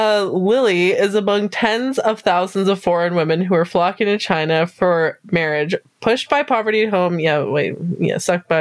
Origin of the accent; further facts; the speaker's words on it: Canada; ignorant Canadian.